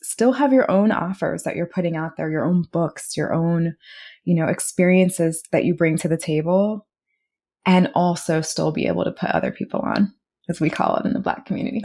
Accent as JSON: {"language": "English", "region": "Maryland area", "country": "United States", "said": "we're both from the Maryland area"}